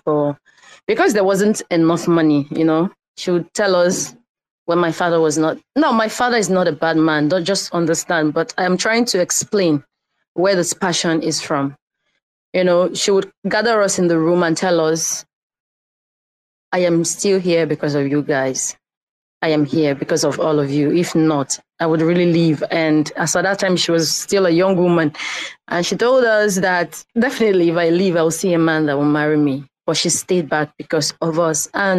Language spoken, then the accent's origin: English; Nigeria; I am a Nigerian living in Nigeria.